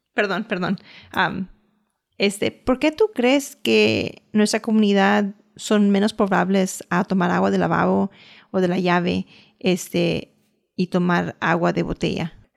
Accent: United States; aunque yo soy ciudadana americana, aunque yo nací y crecí aquí

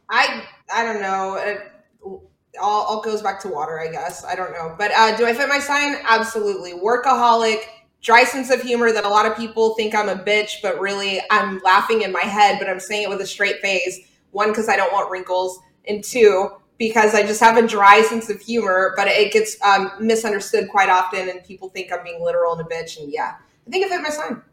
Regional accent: Houston, Texas, United States; I grew up in Clear Lake, Texas.

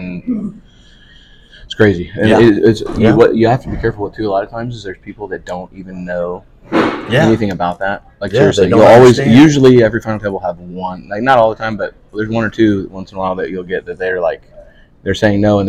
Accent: Nebraska, United States; moved away; I grew up in Nebraska

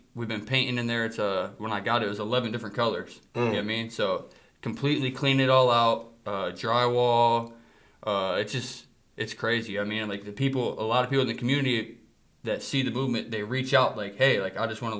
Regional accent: Akron, Ohio, United States; that's where I grew up in Kenmore.

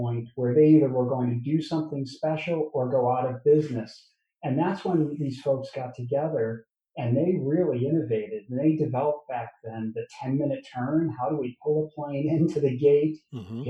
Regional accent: Chicago, Illinois, United States; I'm from Chicago

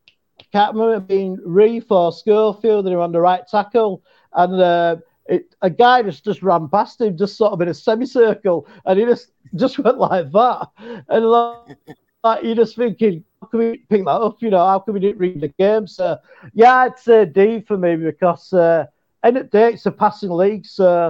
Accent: England, United Kingdom; Hey, Lynn, I'm from England, and it sounded good.

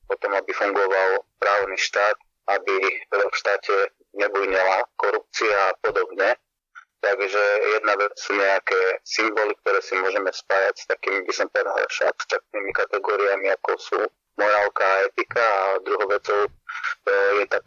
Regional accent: eastern Slovakia, Slovakia; ja som z východného Slovenska

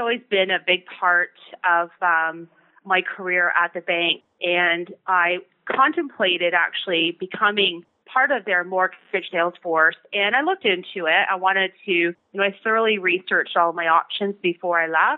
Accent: Ontario, Canada; also born or lived in Victoria, British Columbia; I'm from Ontario, so I moved back

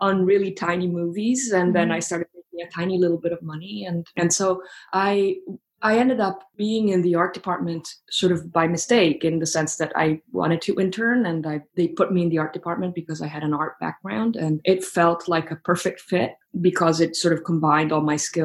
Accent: Florence, Tuscany, Italy; moved away as an adult; now in New York City, United States; I'm actually from Italy, and I grew up in Florence

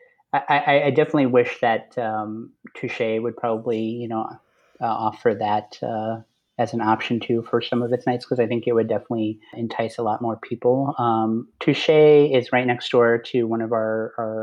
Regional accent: Chicago, Illinois, United States; born and raised, actually born and raised in the city, not in the suburbs

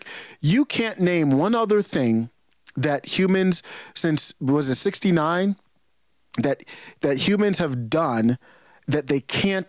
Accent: Cleveland, Ohio, United States; I grew up in Cleveland, Ohio, man.

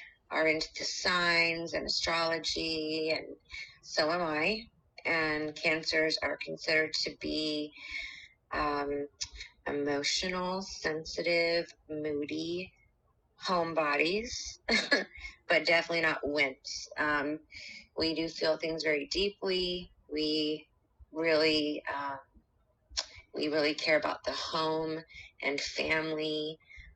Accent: Cocoa Beach, Florida, United States; I was born in Cocoa Beach, Florida.

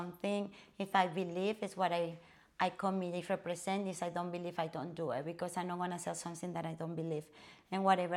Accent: Venezuela; English is a second language; moved away as an adult; also born or lived in Colorado; now in South Florida, United States; Actually, I'm from Venezuela

